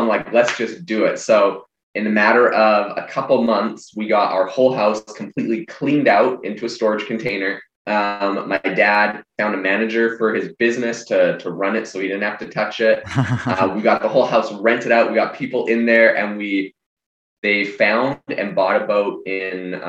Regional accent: Vancouver Island, British Columbia, Canada; I'm actually originally from Canada. I'm from Vancouver Island

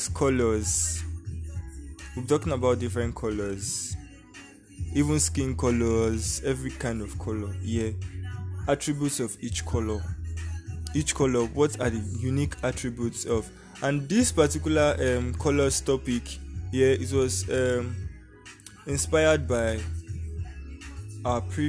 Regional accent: Nigeria; I'm from Nigeria.

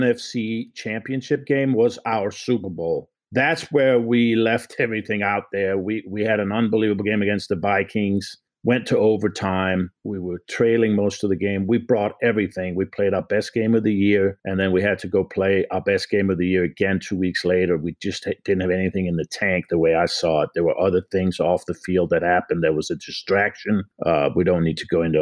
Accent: Copenhagen, Capital Region of Denmark, Denmark; moved away as an adult; now in United States; I'm from Copenhagen, Denmark. So I came over in 1977 as an exchange student.

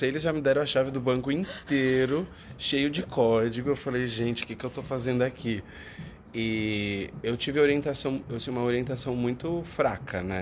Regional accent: Brazil; moved away as an adult; now in Ireland; Eu, já, eu saí do Brasil com a cidadania italiana, né?

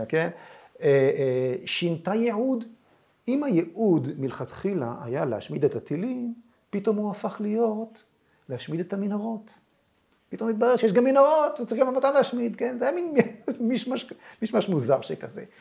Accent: Israel; אני כילד ב-67 ישבתי במקלט

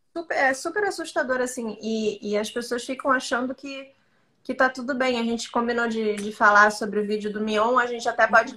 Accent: Santa Catarina, Brazil; now in Rio de Janeiro, Brazil; Eu sou de Santa Catarina

